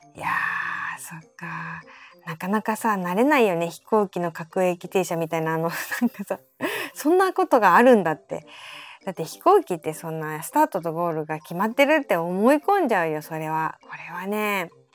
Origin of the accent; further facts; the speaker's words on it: Kansai, Japan; also born or lived in Nara / Awaji Island; now in Tokyo, Japan; 私も出身はやっぱ奈良とか淡路島とか関西の方